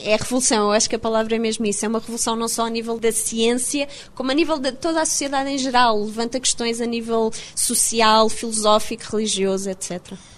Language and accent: Portuguese; Portugal; moved away as an adult; also born or lived in Leiden, Netherlands; now in London, United Kingdom; não interessa se sou portuguesa